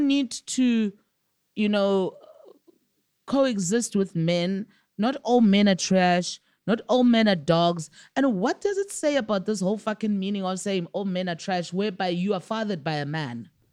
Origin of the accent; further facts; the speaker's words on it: South Africa; I'm a South African all the way for my taxes